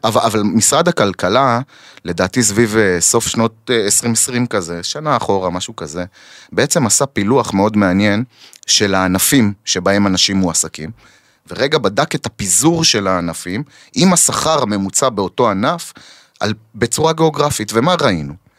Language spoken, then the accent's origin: Hebrew; Kiryat Shmona, Northern District, Israel; אני נולדתי וגדלתי שם, mhm. וממשיך לגדל שם את הילדים שלי